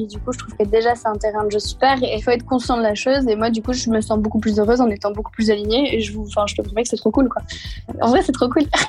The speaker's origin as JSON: {"language": "French", "region": "Normandy", "country": "France", "tie": "born or raised there", "said": "je suis originaire de, bah, de Normandie"}